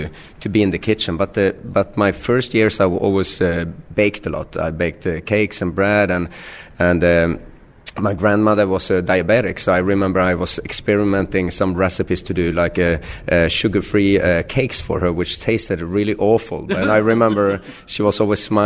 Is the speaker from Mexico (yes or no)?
no; above the Arctic Circle, northern Sweden, Sweden; moved away as an adult; also born or lived in Barcelona; now in California, United States; So I was born in north of Sweden. I grew up my first 18 years. I grew up above the Arctic Circle, so really as far north as you